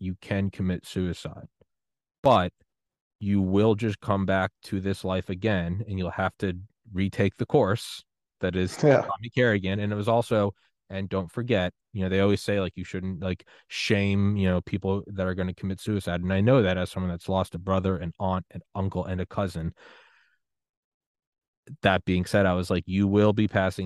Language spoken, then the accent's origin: English; New England, United States; moved away; also born or lived in Georgia / Maryland / Miami; I'm from New England